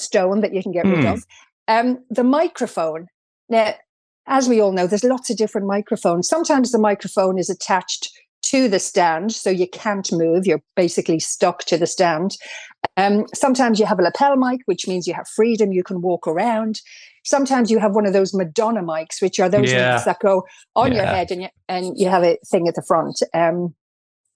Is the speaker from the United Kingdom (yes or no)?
no; Ireland; accent: Irish; I couldn't believe I sounded as Irish.